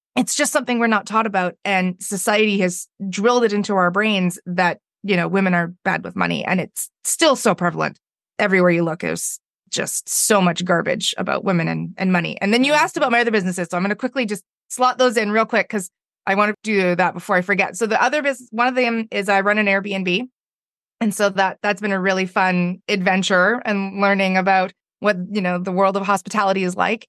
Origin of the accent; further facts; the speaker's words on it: Victoria, British Columbia, Canada; I'm from Victoria, B C, which is on the west coast of Canada